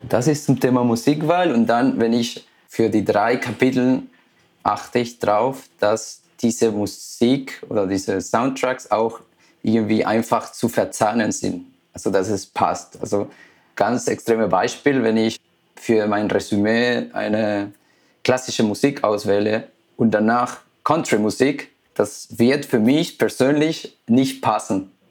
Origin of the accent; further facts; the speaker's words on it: Ecuador; now in Germany; ich bin gebürtig aus Ecuador.